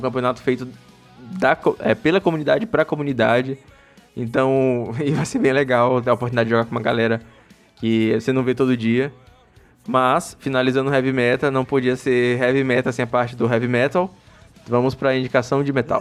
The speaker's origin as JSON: {"language": "Portuguese", "region": "Maranhão", "country": "Brazil", "also_born_or_lived": "São Luís", "said": "eu sou do Maranhão, eu moro em São Luís"}